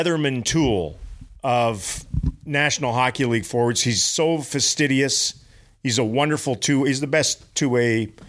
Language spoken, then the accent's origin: English; Canada; Yeah, well, I'm Scandinavian Canadian.